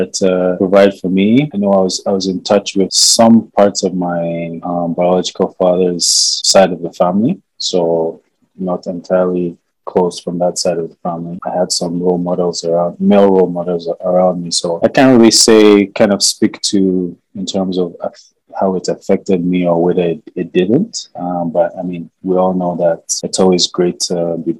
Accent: Lagos, Nigeria; I grew up in Lagos

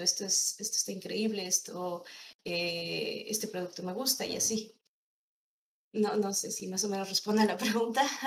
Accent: State of Mexico, Mexico; moved away as an adult; also born or lived in Monterrey; yo soy del Estado de México, pero pues eh, por temas de trabajo me moví a Monterrey

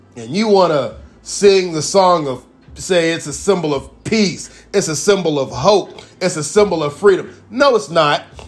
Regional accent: United States; as an American

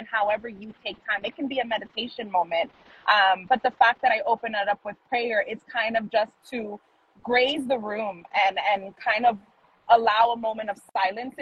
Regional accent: New York City, New York, United States; I grew up in Manhattan

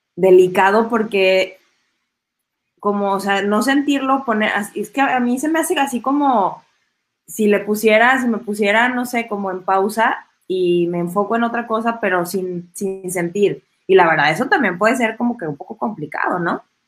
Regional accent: Mexico; en México nos saludamos de beso y el abrazo

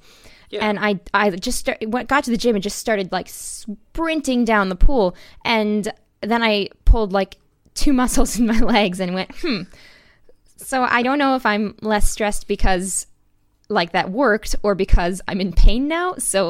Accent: Wisconsin, United States; born there; Yeah, I was born in Wisconsin. I had beautiful years looking at cows.

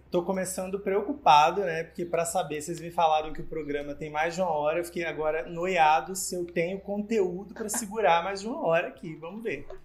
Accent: Northeast Region, Brazil; Eu sou jornalista, eu sou nordestino

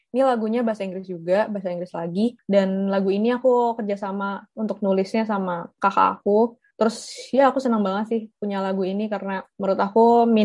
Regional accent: Indonesia; walaupun aku bukan orang Belanda kayak aku orang Indonesia sendiri

